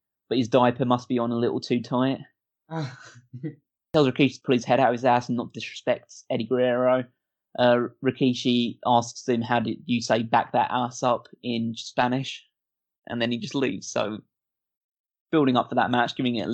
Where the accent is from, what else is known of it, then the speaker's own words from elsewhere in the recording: United Kingdom; I'm British